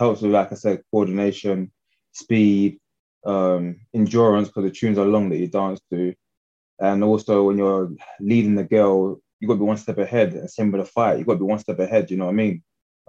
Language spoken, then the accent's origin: English; London, United Kingdom